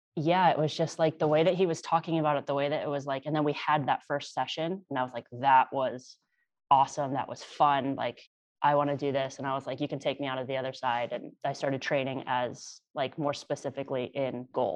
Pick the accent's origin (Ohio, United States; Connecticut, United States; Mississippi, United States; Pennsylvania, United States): Connecticut, United States; Born and raised in Connecticut